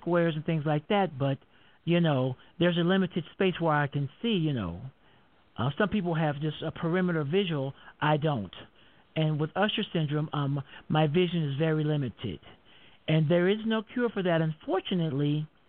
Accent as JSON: {"language": "English", "town": "Denver", "region": "Colorado", "country": "United States", "said": "I'm from Denver, Colorado."}